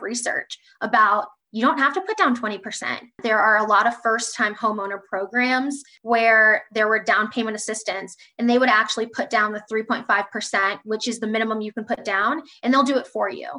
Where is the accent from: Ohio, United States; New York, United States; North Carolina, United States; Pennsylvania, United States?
Ohio, United States; Columbus; now in Indianapolis, United States; I'm from Columbus, Ohio, living in Indianapolis, loving it. I'm a Midwest girl at heart